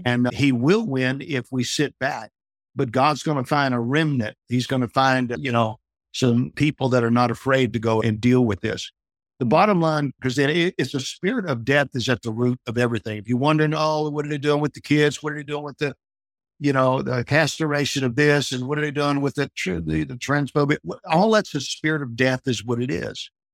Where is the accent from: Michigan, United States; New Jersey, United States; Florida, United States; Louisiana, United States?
Louisiana, United States; New Orleans; I'm from Louisiana where they have tornadoes and hurricanes down in South Louisiana